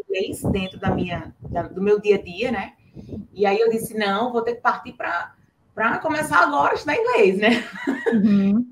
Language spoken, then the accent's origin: Portuguese; Natal, Rio Grande do Norte, Brazil; sou aqui de Natal, Rio Grande do Norte